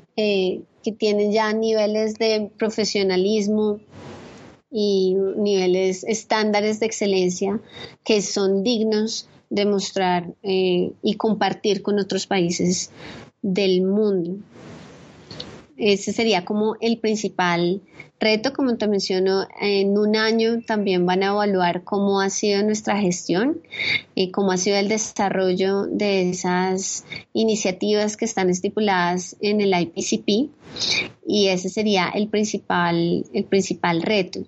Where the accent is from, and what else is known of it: Colombia